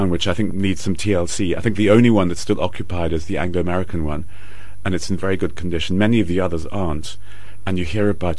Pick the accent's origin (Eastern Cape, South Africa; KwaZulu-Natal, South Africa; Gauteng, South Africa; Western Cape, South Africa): Western Cape, South Africa; Cape Town; I'm not a Johannesburger, I'm from Cape Town